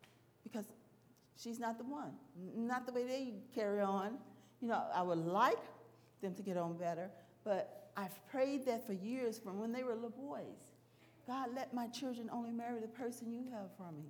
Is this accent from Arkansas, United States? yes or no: yes; Arkansas, United States; I'm from Arkansas